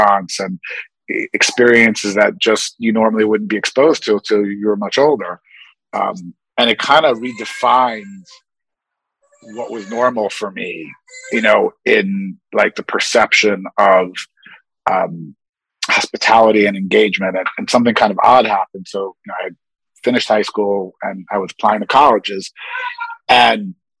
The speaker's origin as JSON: {"language": "English", "town": "New York City", "region": "New York", "country": "United States", "tie": "born or raised there", "also_born_or_lived": "Upper East Side, New York / West Coast / London", "said": "As a child, I grew up in Queens, New York. And then in my teen years, my family moved to the Upper East Side."}